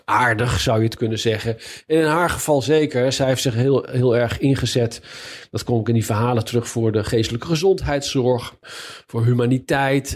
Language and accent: Dutch; Leiden, South Holland, Netherlands; moved away as an adult; now in Washington, United States; wij komen dan uit Leiden